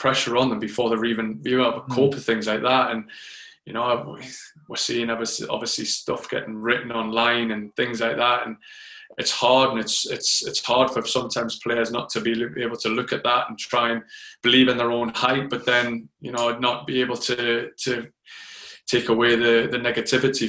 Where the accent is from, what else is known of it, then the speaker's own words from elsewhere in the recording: Newcastle upon Tyne, North East England, United Kingdom; moved away as an adult; also born or lived in London / Phoenix, Arizona; I moved from Newcastle to London when I was 24